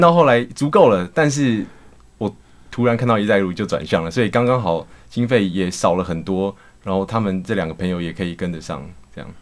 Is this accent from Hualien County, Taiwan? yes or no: yes; Hualien County, Taiwan; moved away as an adult; now in Shanghai, China; 我是，呃，来自花莲